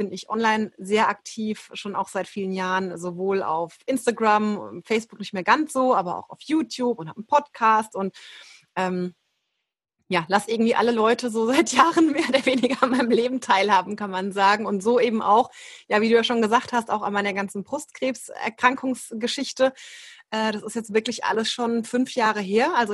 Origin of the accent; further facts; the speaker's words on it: Aschaffenburg, Bavaria, Germany; ich bin aus der Rhein-Main-Ecke, ähm, aus Aschaffenburg und bin eben auch Yogalehrerin, jetzt seit 2017, glaube ich.